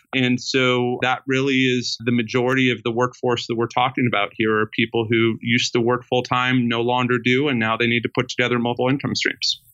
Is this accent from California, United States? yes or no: yes; Sacramento, California, United States; I grew up in Sacramento, California, with a single mother